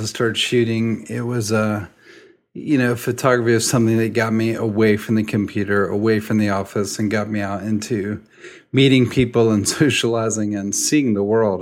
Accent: Nashville, Tennessee, United States; I'm from Nashville, a little suburb outside of town

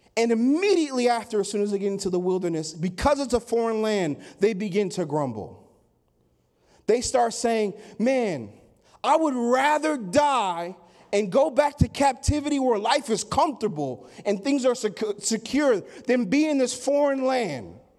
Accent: Sandy, Oregon, United States; I hail from Sandy, Oregon.

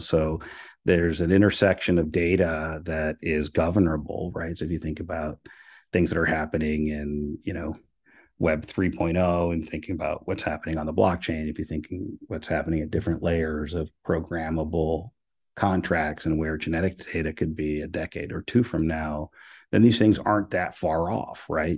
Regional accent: Venezuela; moved away; also born or lived in Miami; I'm, I'm from Venezuela.

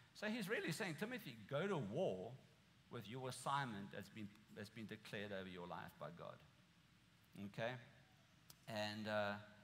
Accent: South Africa; moved away as an adult; now in United States; I'm from South Africa

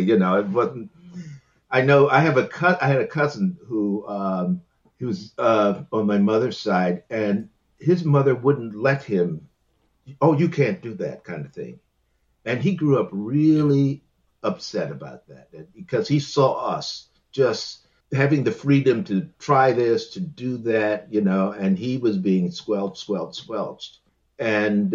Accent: Washington, District of Columbia, United States; in Washington D.C. I was born in Washington D.C.

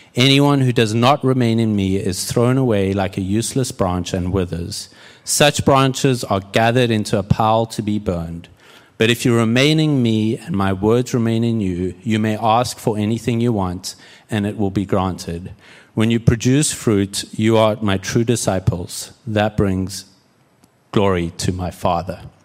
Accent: South Africa; moved away as an adult; also born or lived in Houston / Red Bluff, California; now in United States; I'm South African and, uh, grew up there, moved to the States in twenty thirteen

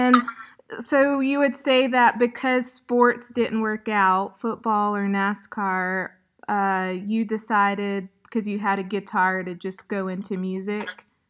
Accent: South Carolina, United States; now in Beirut, Lebanon; I'm your southern neighbor to the south, South Carolina.

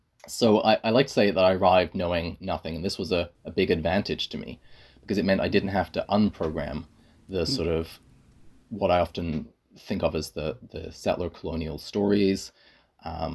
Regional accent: England, United Kingdom; moved away as an adult; also born or lived in Scotland; now in Canada; So for me, I grew up in England. I was educated in Scotland

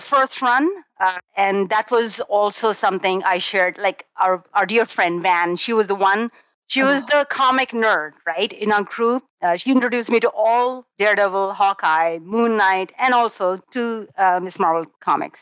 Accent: Karachi, Sindh, Pakistan; I'm from Karachi.

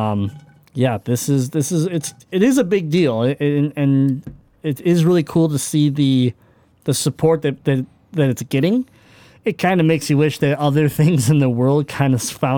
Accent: Michigan, United States; we're from Michigan

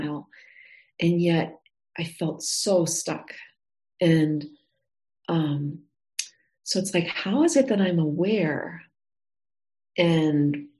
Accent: the Midwest around the Great Lakes, United States; also born or lived in Montana; now in Texas, United States; I grew up in the Midwest around the Great Lakes

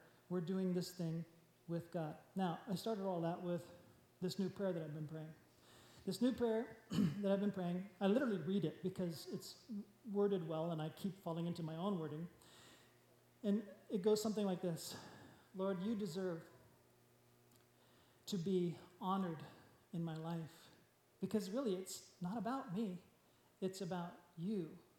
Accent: Japan; but I grew up in Japan, I understand exactly what they're saying.

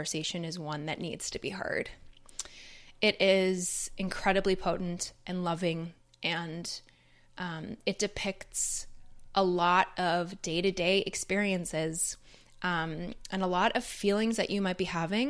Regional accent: Canada; now in United States; I'm obviously from Canada

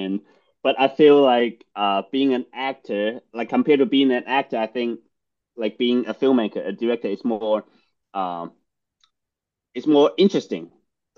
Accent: Guangdong, China; English is a second language; also born or lived in Boston; now in United States; I grew up in Guangdong, China.

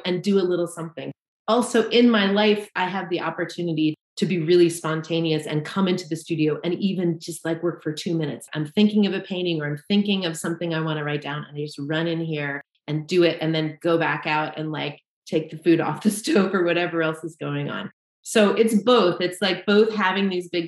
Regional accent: Southern Vermont, United States; now in Colrain, Massachusetts, United States; I grew up in Southern Vermont

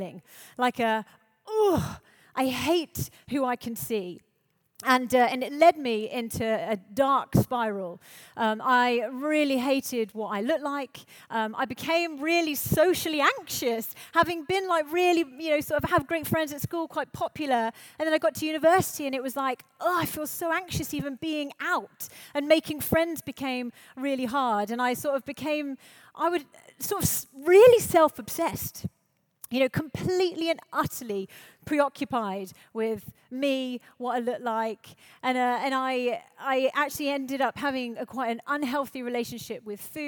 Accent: High Wycombe, South East England, United Kingdom; I grew up in High Wycombe in Buckinghamshire

